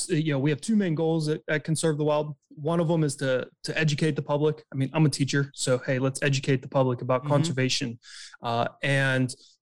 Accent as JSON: {"language": "English", "area": "just outside of Pittsburgh", "region": "Western Pennsylvania", "country": "United States", "tie": "born or raised there", "said": "I'm from Western Pennsylvania, just outside of Pittsburgh. I grew up as an outdoors kid."}